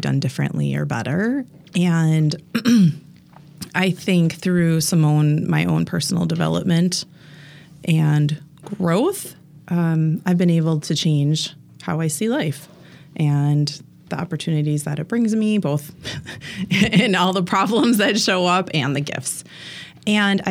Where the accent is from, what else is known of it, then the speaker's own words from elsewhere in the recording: near Green Bay, Wisconsin, United States; moved away as an adult; also born or lived in Milwaukee area; now in Milwaukee, United States; I grew up near Green Bay, so I am a diehard Packer fan